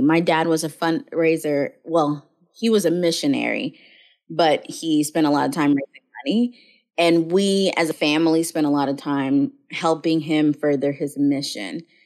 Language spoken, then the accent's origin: English; Mobile, Alabama, United States; I was born in Mobile, Alabama